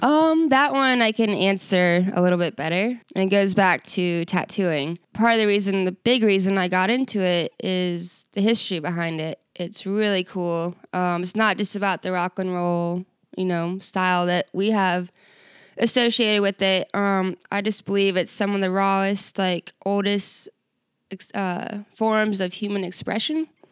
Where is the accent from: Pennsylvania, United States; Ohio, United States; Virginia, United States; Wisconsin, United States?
Virginia, United States; moved away as an adult; now in Ketchikan, United States; I am from Virginia